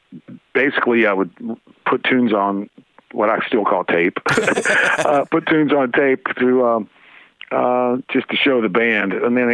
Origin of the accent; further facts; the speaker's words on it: Bowling Green, Kentucky, United States; I grew up outside Bowling Green, Kentucky.